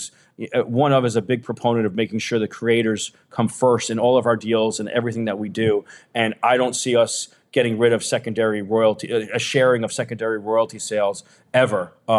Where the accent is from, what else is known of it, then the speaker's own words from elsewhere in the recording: New York City, New York, United States; I grew up in New York City.